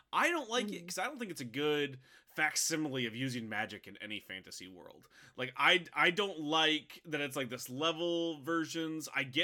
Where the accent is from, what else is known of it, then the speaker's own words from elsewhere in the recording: Midwest, United States; Like, I feel like it's because I grew up in the American Midwest.